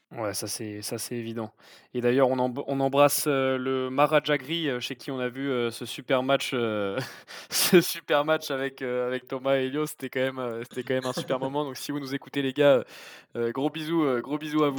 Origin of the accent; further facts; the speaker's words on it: France; on est français